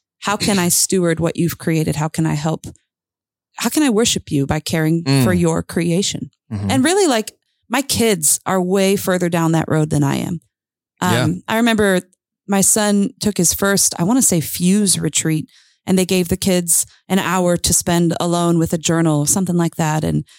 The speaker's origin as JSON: {"language": "English", "region": "Lake Michigan area", "country": "United States", "tie": "born or raised there", "said": "And, you know, I grew up near Lake Michigan, and there are certain areas you can hike along Lake Michigan, Mount Baldy"}